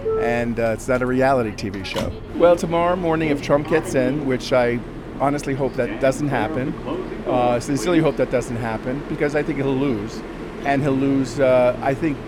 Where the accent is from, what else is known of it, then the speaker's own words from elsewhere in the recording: New York City, New York, United States; I'm from Brooklyn, New York